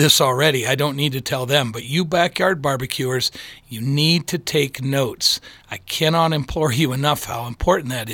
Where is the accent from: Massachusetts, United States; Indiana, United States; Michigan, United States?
Michigan, United States; now in Colorado, United States; I grew up in Michigan